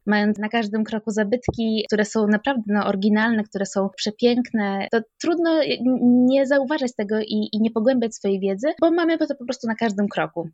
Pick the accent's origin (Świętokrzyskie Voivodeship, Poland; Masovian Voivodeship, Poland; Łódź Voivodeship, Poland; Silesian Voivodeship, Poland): Świętokrzyskie Voivodeship, Poland; Sandomierz; Pochodzę z Sandomierza i tutaj mieszkam.